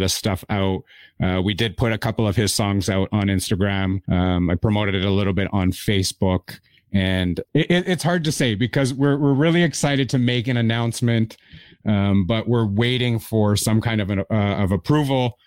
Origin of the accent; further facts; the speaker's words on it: Toronto, Ontario, Canada; I am originally from Toronto, Canada